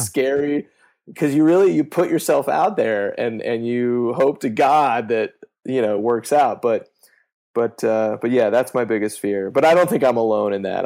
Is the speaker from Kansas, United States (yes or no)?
yes; Kansas, United States; moved away; my mom was a cop in my hometown in Kansas for about ten years